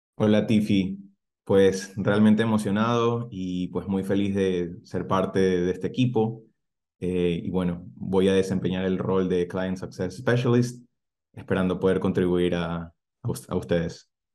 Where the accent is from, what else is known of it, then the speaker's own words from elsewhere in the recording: Ecuador; moved away as an adult; also born or lived in Cairns, Australia; now in Adelaide, Australia; las oficinas de Ecuador, de donde soy